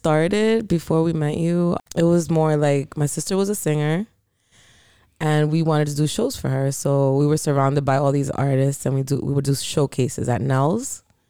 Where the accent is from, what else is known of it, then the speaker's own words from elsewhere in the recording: Landstuhl, Rhineland-Palatinate, Germany; born there; So, they were stationed in Hamburg, I believe. And I was born in a hospital in Landstuhl.